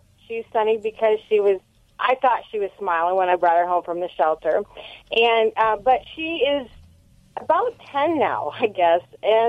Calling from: Mount Carroll, Illinois, United States; I am calling from Mount Carroll, Illinois.

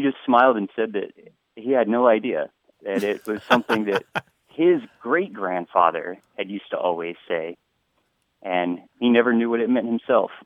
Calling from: Honolulu, Hawaii, United States; I'm calling from Honolulu, Hawaii

